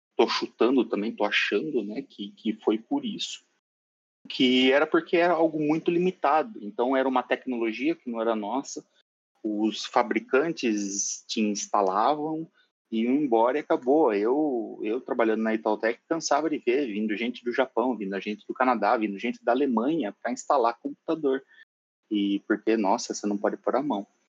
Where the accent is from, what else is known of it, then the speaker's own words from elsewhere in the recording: São Paulo, Brazil; now in Curitiba, Brazil; E sou de São Paulo, moro em Curitiba